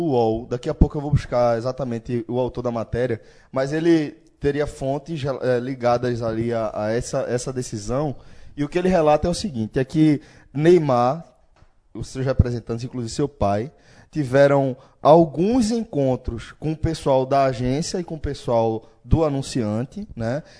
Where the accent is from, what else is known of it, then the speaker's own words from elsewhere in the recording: Brazil; nós como latino-americanos, especificamente brasileiros